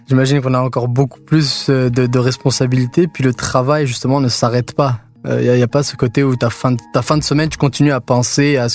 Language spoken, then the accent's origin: French; Tunisia; now in Montreal, Canada; quand je suis venu à Montréal. Parce que je suis parti de Tunisie et là j'arrive ici où j'ai plus euh, mes repères.